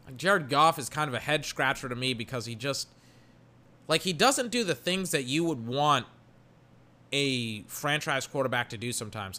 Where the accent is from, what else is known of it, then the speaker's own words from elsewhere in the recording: Weir, Texas, United States; also born or lived in Georgetown, Texas; I'm from Georgetown, Texas. Technically, I'm from Weir, Texas. I went to high school at Eastview, Texas.